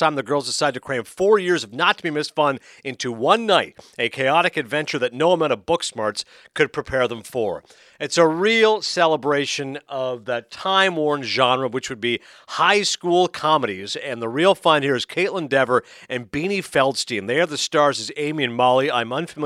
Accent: Toronto, Ontario, Canada; one of my hometown papers there in Toronto

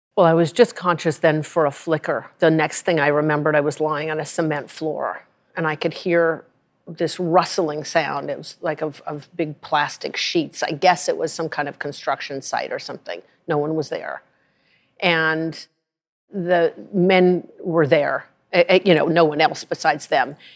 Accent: Rye, Colorado, United States; I'm from Rye, Colorado

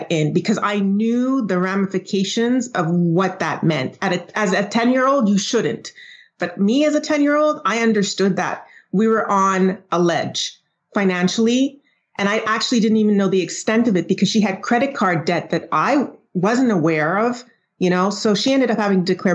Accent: Montreal, Quebec, Canada; also born or lived in Trinidad; I was born in Trinidad. I immigrated with my mom to Montreal in Quebec in Canada at the age of 6

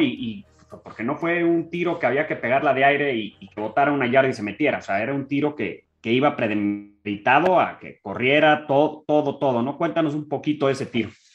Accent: Mexico; como mexicano

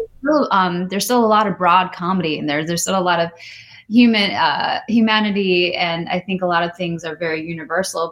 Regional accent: Midwest, United States; I grew up in the Midwest with mm-hmm. not many other Indian kids around

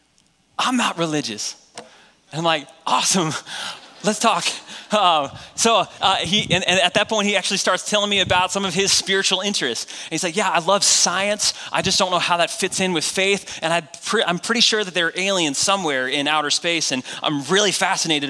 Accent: New Hampshire, United States; I grew up in New Hampshire

